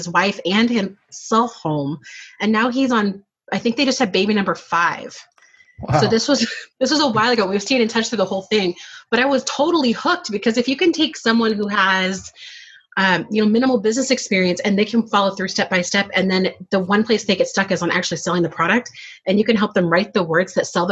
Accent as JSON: {"language": "English", "area": "outside of Seattle", "region": "Washington", "country": "United States", "tie": "born or raised there", "said": "I grew up outside of Seattle"}